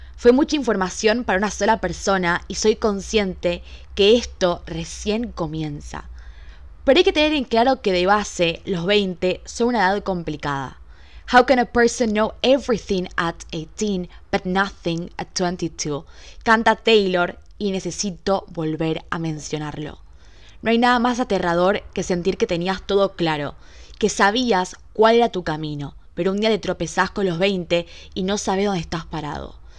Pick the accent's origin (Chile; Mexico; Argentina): Argentina; Buenos Aires; yo nací en la ciudad de Buenos Aires, en Argentina, soy porteña al 100%